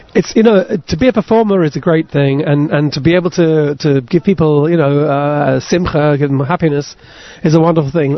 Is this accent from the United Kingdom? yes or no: yes; United Kingdom; I come from Britain